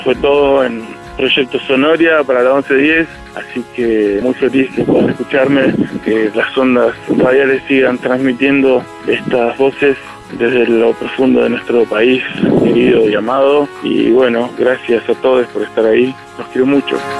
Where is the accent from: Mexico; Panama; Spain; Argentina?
Argentina; Comodoro Rivadavia, Chubut; now in Epuyén, Argentina; de Comodoro de Rivadavia, de mi ciudad natal